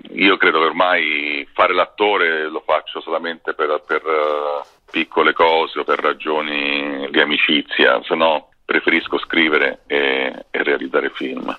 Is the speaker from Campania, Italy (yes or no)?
no; Rome, Lazio, Italy; da romano